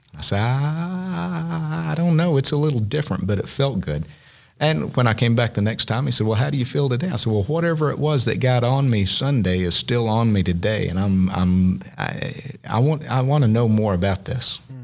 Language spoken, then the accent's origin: English; Southeastern Oklahoma, United States; growing up in Southeastern Oklahoma in the Southern Baptist Association